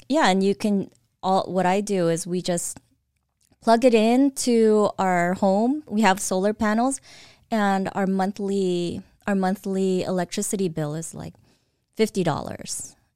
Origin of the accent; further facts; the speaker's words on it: Caloocan, Metro Manila, Philippines; now in Eastvale, United States; I was born in the Philippines, in Caloocan